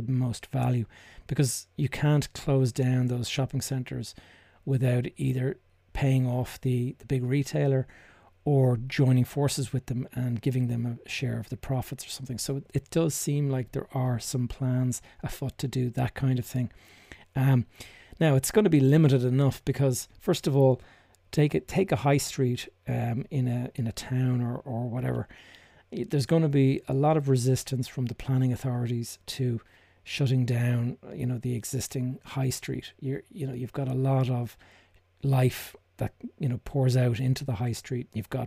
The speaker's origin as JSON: {"language": "English", "town": "Dublin", "region": "Leinster", "country": "Ireland", "tie": "born or raised there", "said": "my hometown here in Dublin"}